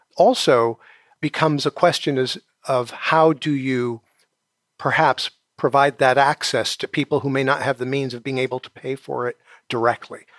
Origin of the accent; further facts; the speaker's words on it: New York City, New York, United States; I'm originally from New York City